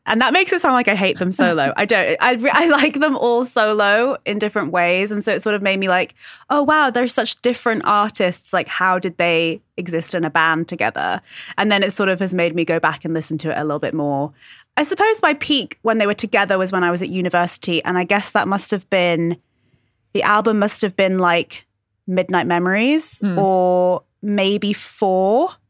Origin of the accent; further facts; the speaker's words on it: United Kingdom; So I'm British.